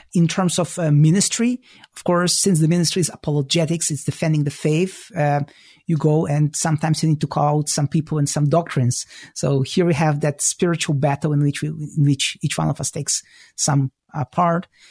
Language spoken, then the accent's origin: English; Israel; moved away as an adult; also born or lived in former Soviet Union / Toronto, Canada; now in Chicago, United States; I was born in the former Soviet Union, so I speak Russian. I grew up in Israel